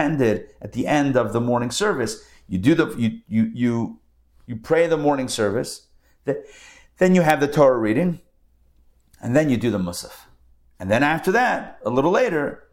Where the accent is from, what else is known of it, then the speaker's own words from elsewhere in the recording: Pittsburgh, Pennsylvania, United States; growing up in Pittsburgh, there was a department store called Kaufman's.